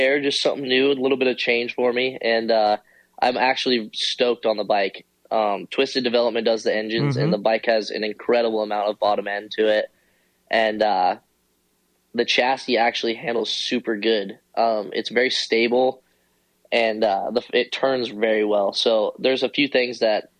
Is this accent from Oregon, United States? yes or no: yes; Eugene, Oregon, United States; I grew up in Oregon, near Eugene